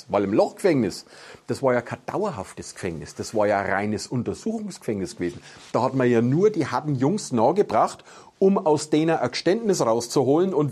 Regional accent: Nuremberg, Bavaria, Germany; deswegen heißt die Folterkammer umgangssprachlich bei uns in Nürnberg Kapelle.

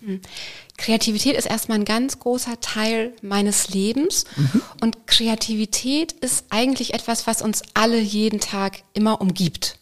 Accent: Bavaria, Germany; moved away; Ich komme aus Bayern ursprünglich, da hat man Religion gehabt in der Grundschule

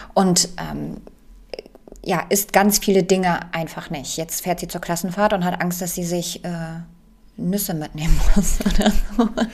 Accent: Poland; moved away; ich komme ja aus Polen gebürtig

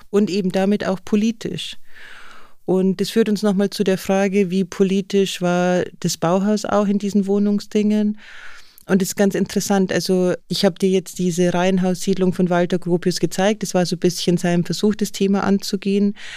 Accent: Bavaria, Germany; ich komme ja aus Bayern

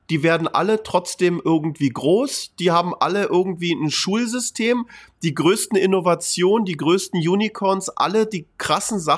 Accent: Berlin, Germany; Weißt du, ich bin in Berlin groß geworden, ich kenne Berlin, ich kenne München.

